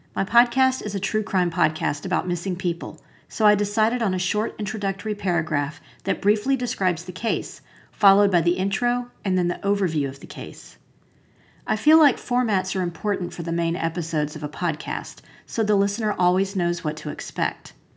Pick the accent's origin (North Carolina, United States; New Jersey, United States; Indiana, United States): North Carolina, United States; Asheville; my hometown of Asheville, North Carolina